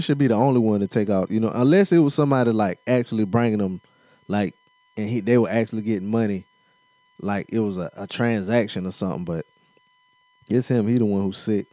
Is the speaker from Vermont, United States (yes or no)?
no; South Carolina, United States; accent: South Carolina; My accent is so South Carolina